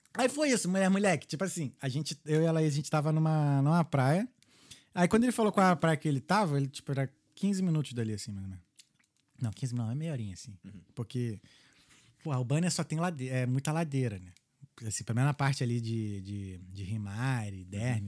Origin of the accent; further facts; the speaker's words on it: Brazil; now in Dublin, Ireland; a gente é brasileiro